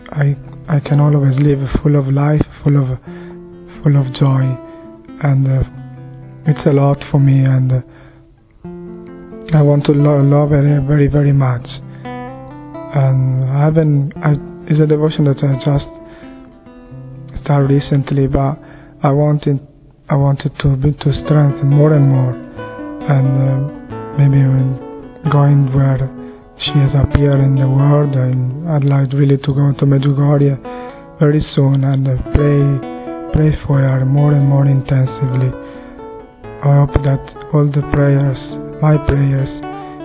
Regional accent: Italy; I'm from Italy and I'm 28 years old

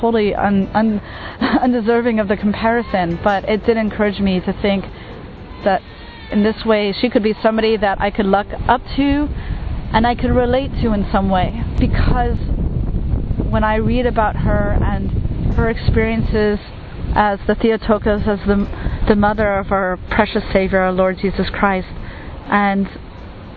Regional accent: United States; moved away as an adult; now in Asia; I'm from the United States, and I am a Catholic lay missionary in Asia

